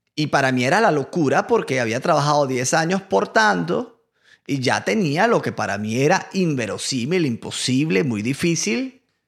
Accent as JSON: {"language": "Spanish", "country": "Venezuela", "moved": "as an adult", "lives_now": "United States", "said": "yo vengo de Venezuela"}